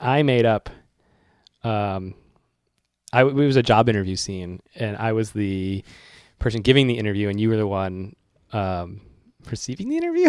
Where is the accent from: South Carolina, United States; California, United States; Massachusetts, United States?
Massachusetts, United States; Worcester; now in New York, United States; what hometown am I from? Worcester.